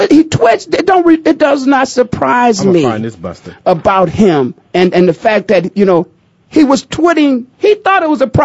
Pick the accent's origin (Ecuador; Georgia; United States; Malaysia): United States; Canton, Ohio; everybody know I'm from the Hall of Fame city, yeah.